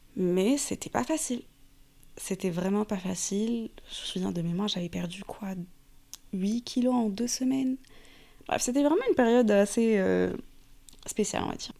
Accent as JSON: {"language": "French", "country": "Morocco", "tie": "born or raised there", "moved": "as an adult", "lives_now": "Paris, France", "said": "j'ai grandi au Maroc. Donc j'ai fait la plupart de mes études au Maroc, même l'université."}